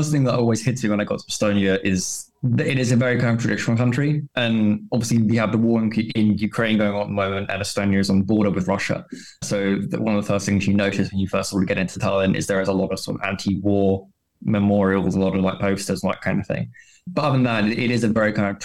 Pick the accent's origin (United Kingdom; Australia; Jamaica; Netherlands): United Kingdom; Kent, South East England; moved away as an adult; I grew up in Kent, which is the Garden of England